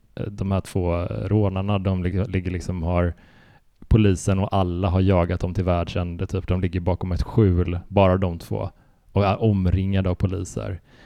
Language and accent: Swedish; Sweden; som svensk